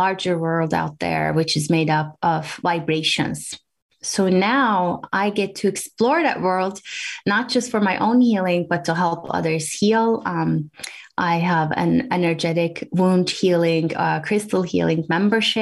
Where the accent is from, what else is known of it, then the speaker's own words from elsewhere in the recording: Turkey; moved away as an adult; also born or lived in Washington, D.C., United States; now in New Hampshire, United States; I grew up in Turkey, and I came to the U.S., to Washington, D.C. area